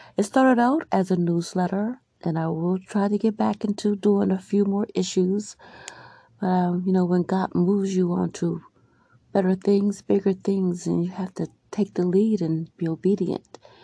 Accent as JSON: {"language": "English", "town": "Albany", "region": "New York", "country": "United States", "tie": "born or raised there", "also_born_or_lived": "Maryland", "said": "Growing up in Albany, between Albany and Maryland, I remember living in Albany, the Arbor Hill area, and I lived with my grandparents"}